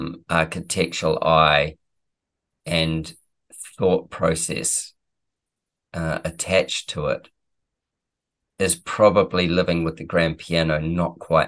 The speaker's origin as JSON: {"language": "English", "town": "Manchester", "region": "North West England", "country": "United Kingdom", "said": "I came from Manchester, for God's sake. It was so damn cold."}